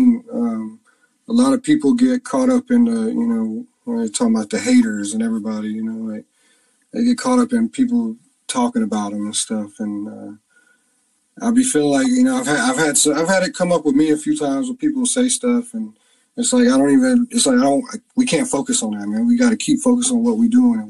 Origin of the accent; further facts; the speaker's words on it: Beaufort, North Carolina, United States; moved away as an adult; the actual town I grew up in is called Beaufort